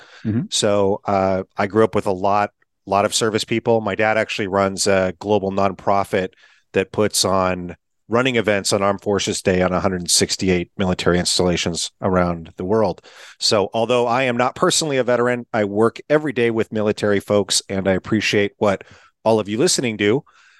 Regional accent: Eastern Washington, United States; I am from Eastern Washington.

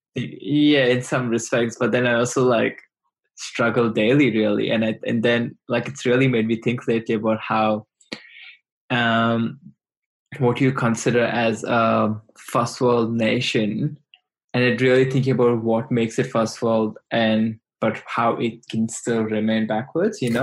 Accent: India; English is a second language; moved away as an adult; now in Australia; i grew up in India and I've been in Australia for the last three and a half years

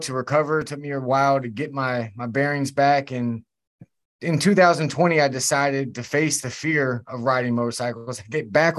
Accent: Virginia, United States; I'm from Virginia and my mom was addicted to drugs far before she ever gave birth to me

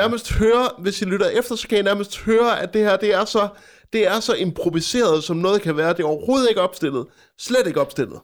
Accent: Frederikshavn, North Denmark Region, Denmark; min hjemstavn, Frederikshavn

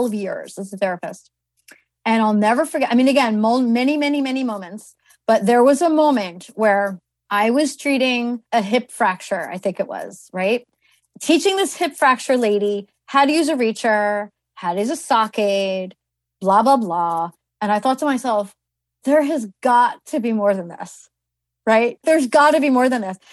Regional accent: New Jersey, United States; I'm from New Jersey, and at my school, I went to Kane University.

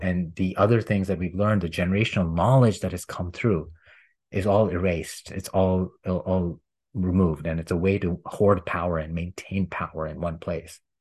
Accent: India; moved away; I grew up in India

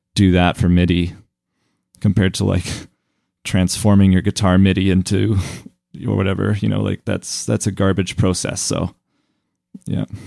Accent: Calgary, Alberta, Canada; the music that I grew up with here in Calgary

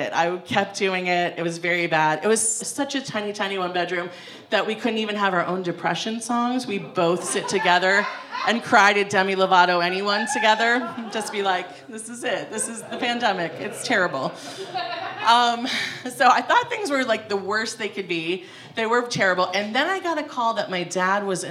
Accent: Ohio, United States; moved away; I'm from Ohio

